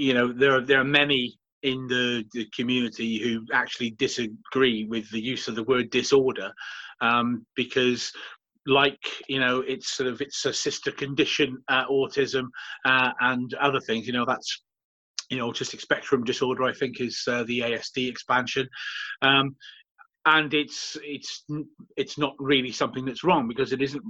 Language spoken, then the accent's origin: English; Swansea, Wales, United Kingdom; moved away as an adult; also born or lived in London / New York City; my hometown